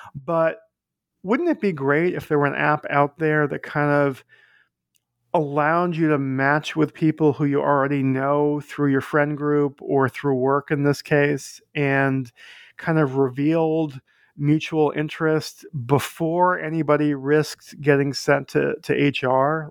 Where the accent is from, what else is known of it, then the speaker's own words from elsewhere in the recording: Boston, Massachusetts, United States; now in New York, United States; I live in New York. I grew up in Boston.